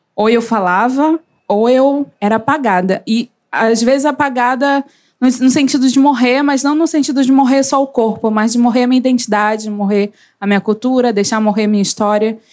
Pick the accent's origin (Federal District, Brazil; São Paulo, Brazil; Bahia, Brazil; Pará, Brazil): Pará, Brazil; Belém; eu sou de Belém do Pará, mas adoro dizer que eu sou de Coraci. Podem pesquisar, é Icoaraci